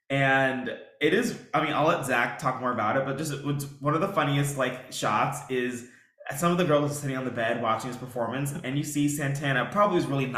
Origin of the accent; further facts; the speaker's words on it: New York City, New York, United States; accent: New York; being a New Yorker